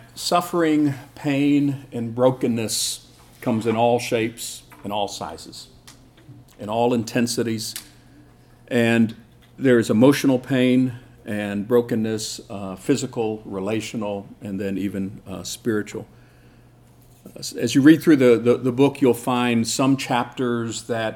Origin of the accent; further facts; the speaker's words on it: Seoul, South Korea; I grew up in Korea. I was born in 1959 in Seoul